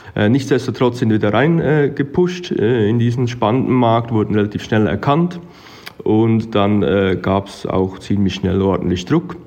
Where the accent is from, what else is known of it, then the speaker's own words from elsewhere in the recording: Switzerland; moved away as an adult; now in Arusha, Tanzania; ich habe als Schweizer Jurist gestartet